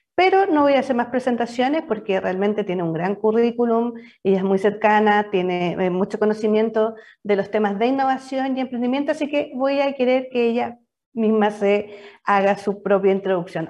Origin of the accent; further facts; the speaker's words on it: Biobío, Chile; yo también soy, de región, soy de, de Bio